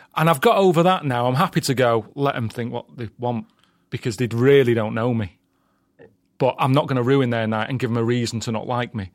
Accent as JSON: {"language": "English", "town": "Sale", "region": "North West England", "country": "United Kingdom", "tie": "born or raised there", "said": "South Manchester, place called Sale"}